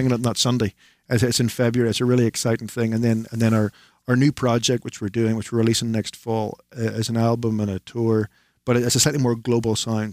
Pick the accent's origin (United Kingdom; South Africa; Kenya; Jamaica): United Kingdom; Northern Ireland; to be from the north of Ireland